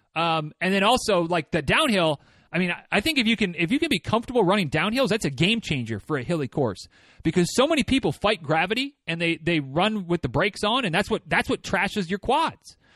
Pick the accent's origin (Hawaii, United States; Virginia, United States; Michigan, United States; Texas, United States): Michigan, United States; moved away as an adult; now in Georgia, United States; when I was growing up in Michigan